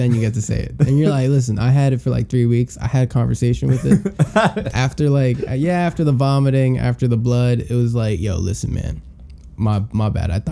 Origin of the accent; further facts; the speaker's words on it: New York, United States; I'm from Queens.